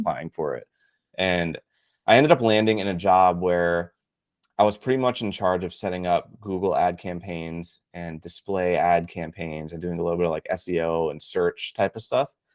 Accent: Pittsburgh, Pennsylvania, United States; moved away as an adult; now in Tampa, United States; I grew up actually in Pittsburgh, Pennsylvania

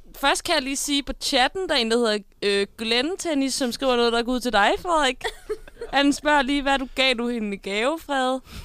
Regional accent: Denmark; det var langt ud på landet, der hvor jeg kommer fra

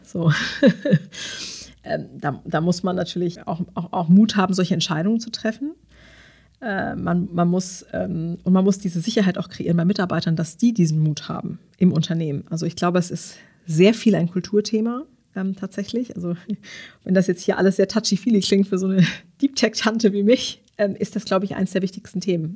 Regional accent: Karlsruhe, Baden-Württemberg, Germany; ich komme ja selber aus Karlsruhe

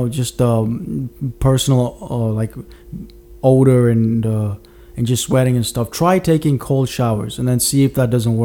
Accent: Mauritius; moved away; I grew up in Mauritius for a number of years.

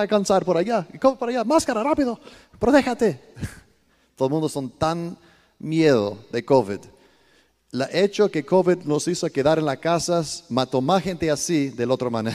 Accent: Sparta, Peloponnese, Greece; also born or lived in Italy; now in Costa Rica; Yo soy griego, italiano, pero 100% cristiano

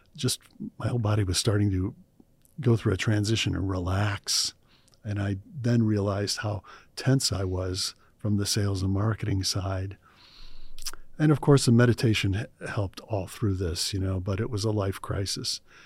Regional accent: Cleveland, Ohio, United States; I grew up in Cleveland, Ohio. Cleveland, Ohio in the U S A.

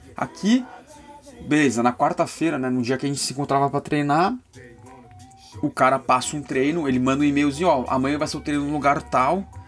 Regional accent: São Paulo, Brazil; sou de São Paulo

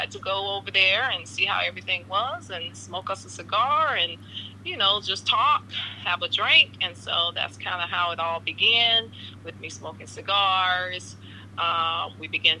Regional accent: St. Petersburg, Florida, United States; I am born and raised in St. Petersburg, so I am a native of St. Pete, about 20 minutes outside of Tampa

